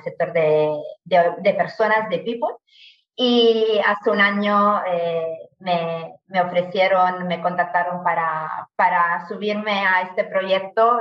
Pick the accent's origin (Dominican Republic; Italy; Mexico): Italy; Spanish is a second language; moved away as an adult; also born or lived in Alicante, Spain; now in Spain; yo soy italiana, llegué ya a España, a Alicante en concreto, hace más de 10 años, eh, por el Erasmus